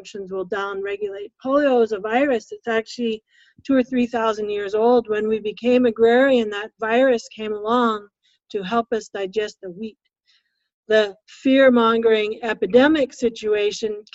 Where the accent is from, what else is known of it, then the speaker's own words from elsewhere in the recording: West Coast, United States; now in Minnesota, United States; I come from the West Coast.